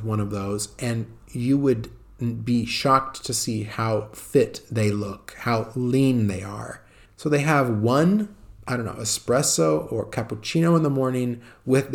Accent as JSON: {"language": "English", "country": "United States", "moved": "as an adult", "lives_now": "Italy", "said": "as an American"}